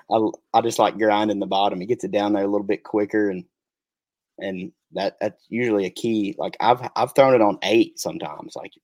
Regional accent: East Tennessee, United States; I'm from East Tennessee

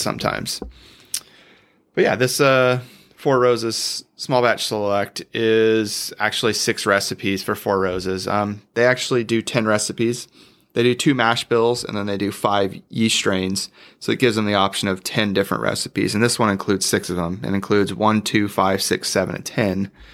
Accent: Bakersfield, California, United States; we were actually born and raised in Bakersfield, California

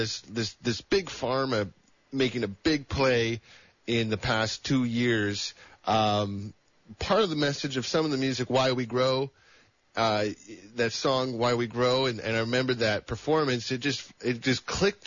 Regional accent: El Dorado County, California, United States; now in Santa Cruz, United States; where I grew up in El Dorado County

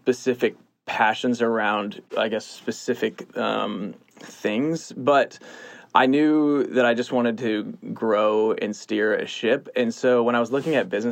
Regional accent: East Lansing, Michigan, United States; moved away as an adult; now in Austin, United States; I grew up in Michigan, East Lansing, Michigan, go Sparty

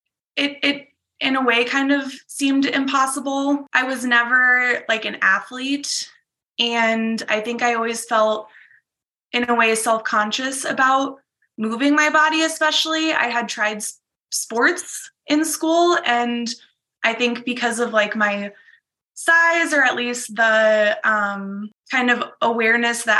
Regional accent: Iowa, United States; now in Minnesota, United States; I'm originally from Iowa

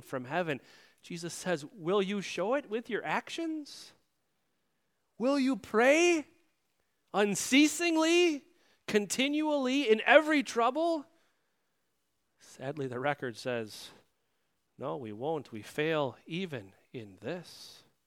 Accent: United States; as Americans

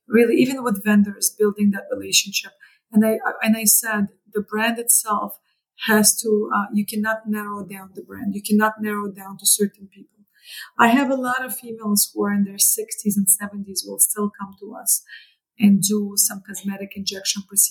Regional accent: Canada; moved away as an adult; now in New York, United States; as a Canadian who moved to New York

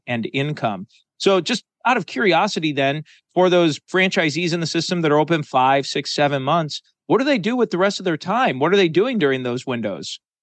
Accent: Chicago, Illinois, United States; I grew up in the Chicago area

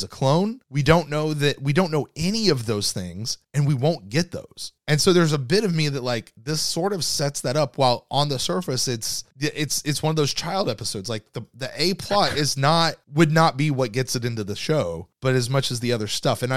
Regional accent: United States; I'm an American

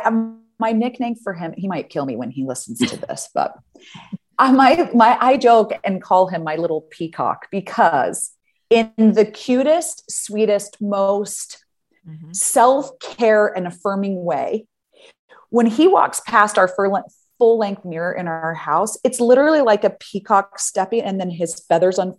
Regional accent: United States; moved away as an adult; now in Amsterdam, Netherlands; I'm an American who now lives in Amsterdam

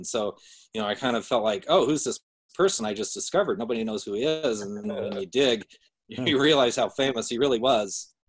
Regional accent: Salt Lake City, Utah, United States; Yeah, I was born in Salt Lake.

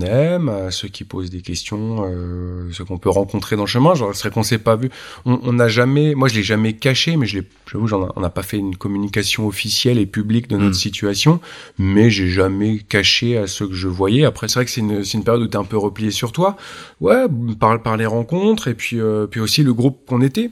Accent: Normandy, France; je suis normand

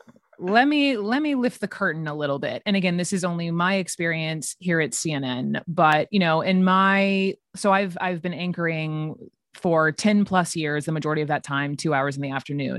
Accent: the South, United States; I'm from the South

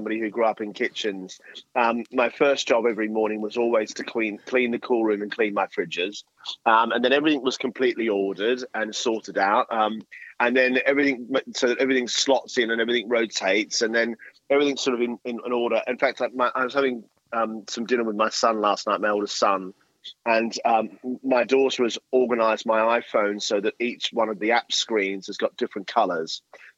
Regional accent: Australia; as an Aussie, and I'm very, very proud Aussie

